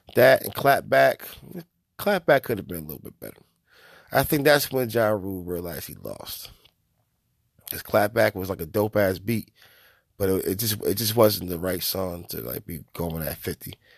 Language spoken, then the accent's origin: English; New York, United States; as a New Yorker